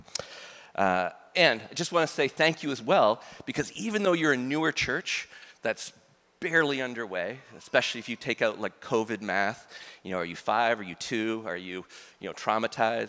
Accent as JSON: {"language": "English", "area": "near the New Brunswick border", "region": "Maine", "country": "United States", "tie": "born or raised there", "said": "I was born like a half hour from the New Brunswick border"}